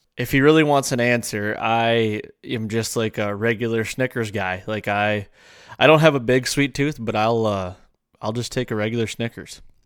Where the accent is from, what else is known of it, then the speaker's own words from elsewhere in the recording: Michigan, United States; I grew up in Michigan.